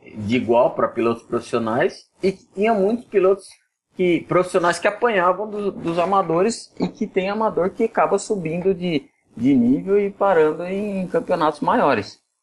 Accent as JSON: {"language": "Portuguese", "town": "Jundiaí", "region": "São Paulo", "country": "Brazil", "accent": "arrastado (caipira interior accent)", "said": "Eu sou de Jundiaí, interior de São Paulo, você vê que eu bem arrastado"}